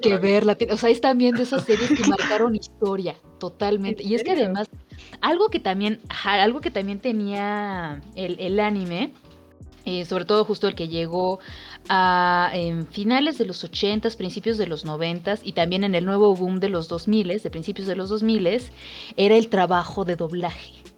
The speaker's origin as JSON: {"language": "Spanish", "country": "Mexico", "accent": "Mexican (Valley of Mexico)", "said": "tenemos un acento sobre todo en el Valle de México"}